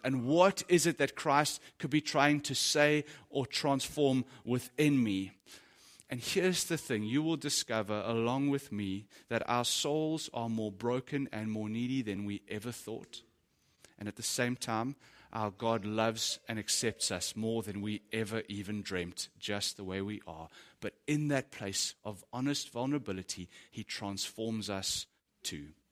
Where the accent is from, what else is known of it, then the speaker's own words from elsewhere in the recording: South Africa; As a South African dude